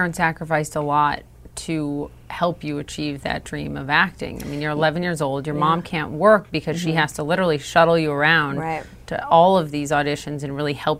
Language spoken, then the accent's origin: English; Minnesota, United States; I'm from Minnesota